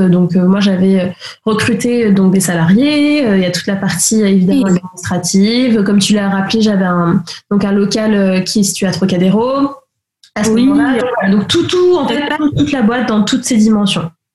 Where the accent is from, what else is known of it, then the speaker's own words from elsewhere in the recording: the Antilles, Martinique; moved away as an adult; now in Paris, France; j'ai grandi aux Antilles, donc martiniquaise à moitié. Et puis ça fait quasiment 12 ans maintenant que j'habite à Paris